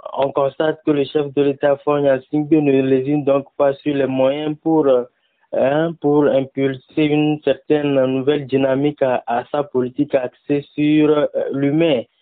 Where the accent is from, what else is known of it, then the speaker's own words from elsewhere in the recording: Togo; chez nous au Togo